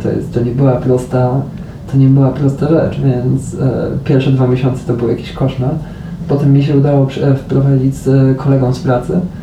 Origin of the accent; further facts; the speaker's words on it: Poland; moved away as an adult; ja już przyjechałem gdyby po, po 25 latach życia w Polsce